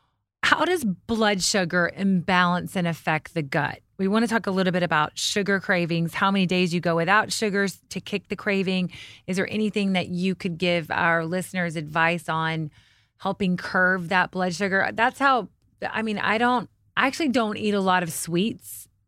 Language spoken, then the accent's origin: English; the South, United States; Like I'm from the South.